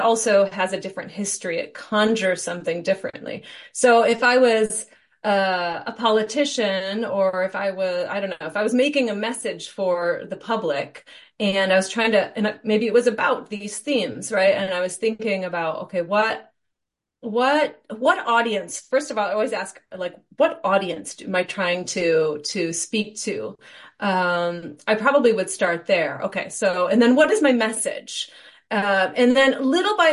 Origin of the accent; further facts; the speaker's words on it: Michigan, United States; moved away as an adult; also born or lived in Arizona; I grew up in Michigan